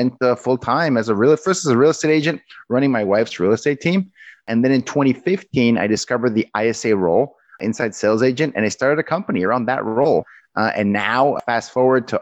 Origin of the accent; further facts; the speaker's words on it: Mexico; moved away as an adult; now in United States; I'm originally from Mexico. I went to work in the U.S., early 2000s as a software engineer